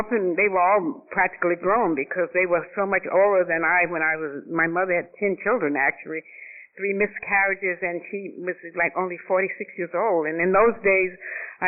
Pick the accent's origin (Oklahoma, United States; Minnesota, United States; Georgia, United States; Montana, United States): Georgia, United States; Atlanta; moved away as an adult; also born or lived in Boston / New York; I was born in Atlanta, Georgia, and I'm the youngest of 7 children.